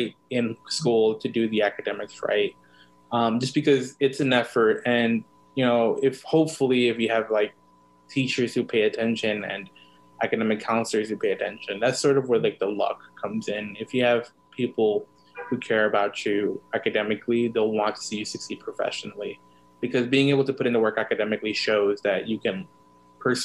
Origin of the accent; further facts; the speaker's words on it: Los Angeles, California, United States; I was born in East LA and I was raised in South Central Los Angeles. So I was in SoCal native, born and raised there